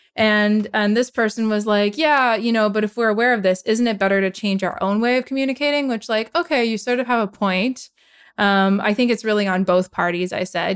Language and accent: English; Edmonton, Alberta, Canada; moved away; my hometown in Edmonton